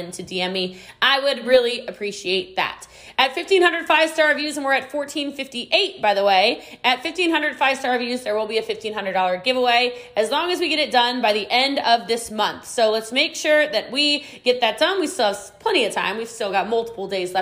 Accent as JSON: {"language": "English", "region": "Maryland", "country": "United States", "moved": "as an adult", "lives_now": "Frisco, United States", "said": "I am from Maryland originally."}